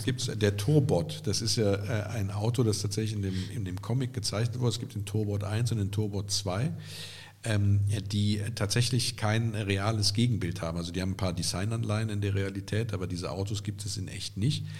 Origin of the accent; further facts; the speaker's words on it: Andernach, Rhineland-Palatinate, Germany; Kottenheim ist ja gar nicht weit weg von meiner Geburtsstadt Andernach